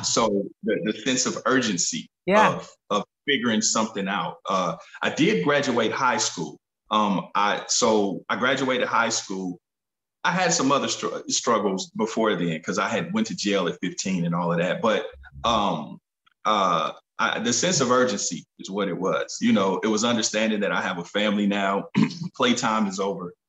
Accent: Kansas City, Missouri, United States; grew up in Kansas City, Missouri

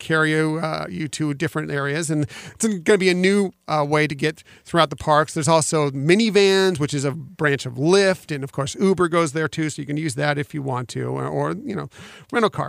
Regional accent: West Coast, United States; I grew up personally on the West Coast going to Disneyland

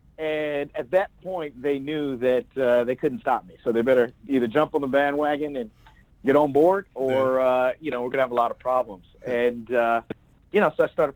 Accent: Plano, Texas, United States; now in Los Angeles, United States; I grew up in a town called Plano, Texas, just outside of Dallas

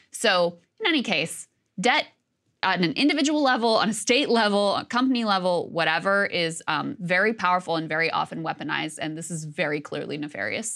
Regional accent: Virginia, United States; my home state, of Virginia

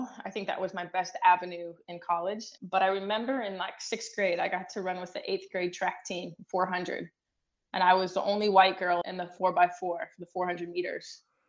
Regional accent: Illinois, United States; It was a small town about 2 hours south of Chicago, and we were surrounded by cornfields.

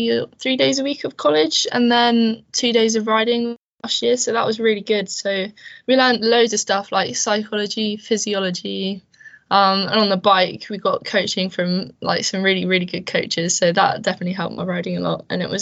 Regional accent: Portsmouth, South East England, United Kingdom; moved away as an adult; now in Scotland, United Kingdom; I'm actually from the south coast of England. Do you know where Portsmouth is?

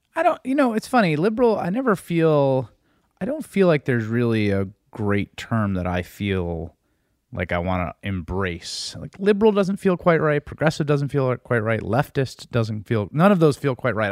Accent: New York City, New York, United States; I grew up in the Bronx in the nineteen eighties

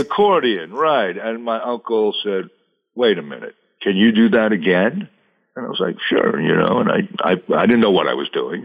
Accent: South Shore of Long Island, New York, United States; I grew up on the South Shore of Long Island, which is very close to uh, New York City, maybe 30 minutes outside of the city

